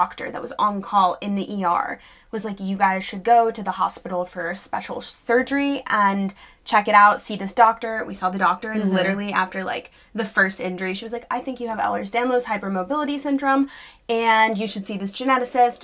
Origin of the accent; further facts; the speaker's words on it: New York City, New York, United States; So I grew up in New York City, luckily